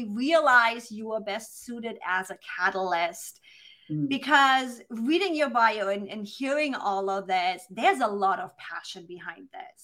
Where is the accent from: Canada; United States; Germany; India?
Germany; accent: German; my German accent.